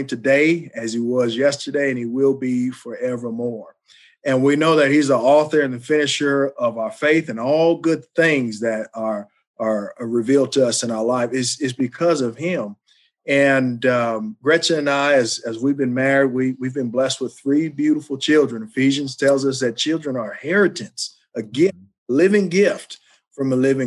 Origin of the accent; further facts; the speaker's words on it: Dallas, Texas, United States; I grew up in Dallas, Texas, just an inner city youth